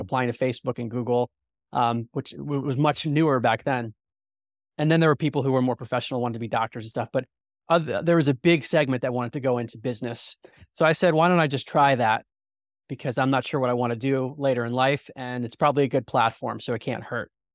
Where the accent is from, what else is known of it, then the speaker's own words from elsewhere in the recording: outside of Baltimore, Maryland, United States; also born or lived in New Jersey; I had a very mainstream outlook growing up outside of Baltimore, Maryland